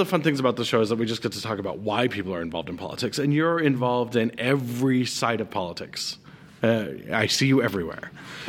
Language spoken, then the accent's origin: English; Montana, United States; Growing up in Montana, because I graduated in 91, so obviously not afraid to date myself either.